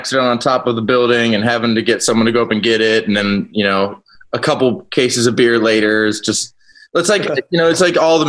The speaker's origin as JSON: {"language": "English", "town": "Columbus", "region": "Ohio", "country": "United States", "tie": "born or raised there", "moved": "as an adult", "lives_now": "Charlotte, United States", "said": "that's just like my hometown"}